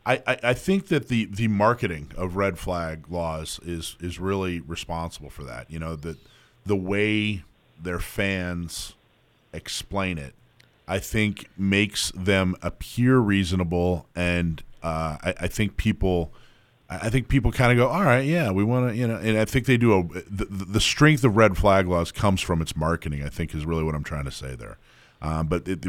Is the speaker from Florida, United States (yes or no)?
no; California, United States; I'm from California